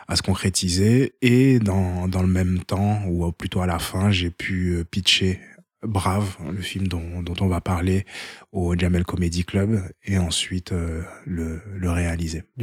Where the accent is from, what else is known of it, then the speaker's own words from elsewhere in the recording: Haiti; French is a second language; quand tu es de nationalité hors e et je suis haïtien, euh, et eh ben c'était 10 800 euh, euros l'année.